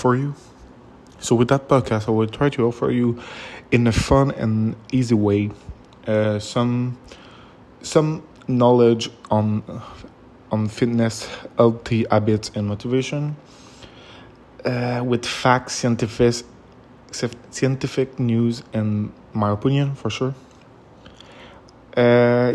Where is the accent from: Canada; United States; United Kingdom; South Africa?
Canada; Quebec; I'm from Canada, Quebec